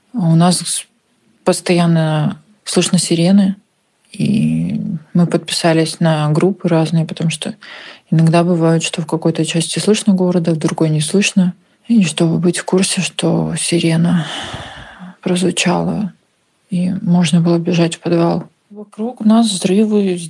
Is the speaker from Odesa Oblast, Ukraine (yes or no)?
yes; Odesa, Odesa Oblast, Ukraine; also born or lived in Russia; Родилась в Украине, в Винницкой области. Выросла в России. Мои родители переехали туда, когда нас еще не было с братом. И я жила там до второго-третьего класса. Потом мы переехали в Одессу. Сейчас я живу в Одессе, Украина